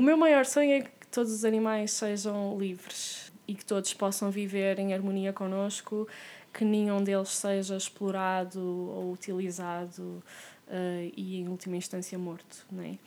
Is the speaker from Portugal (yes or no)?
yes; Porto, Norte, Portugal; also born or lived in France; eu sou do Porto